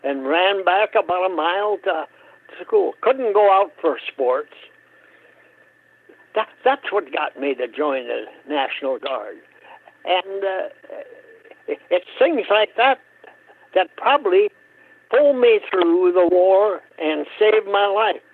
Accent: Hope, Minnesota, United States; grew up in Hope, Minnesota. On a farm.

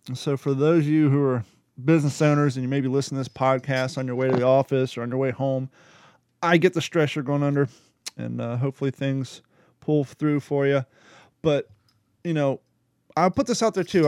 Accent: United States; also born or lived in Ohio / Kentucky / California; now in Florida, United States; I grew up in Ohio and Kentucky

